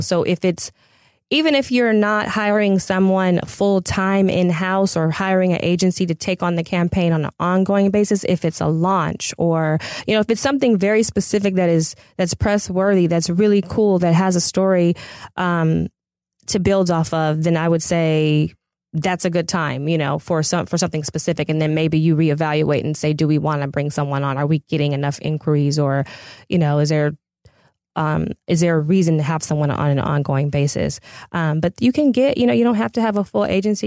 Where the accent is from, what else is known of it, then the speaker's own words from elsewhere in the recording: Pasadena, California, United States; I'm originally from Pasadena.